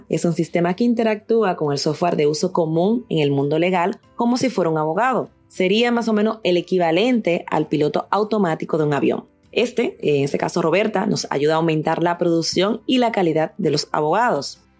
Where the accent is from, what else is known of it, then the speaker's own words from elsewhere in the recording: Dominican Republic; moved away as an adult; also born or lived in England; now in Madrid, Spain; dominicana de origen y española por residencia. Llevo 13 años viviendo en Madrid, España. Tengo 36 años